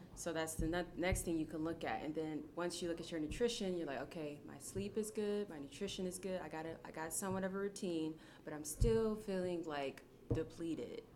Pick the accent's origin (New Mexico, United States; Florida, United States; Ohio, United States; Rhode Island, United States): Ohio, United States; Akron; I'm from Akron, Ohio, born and raised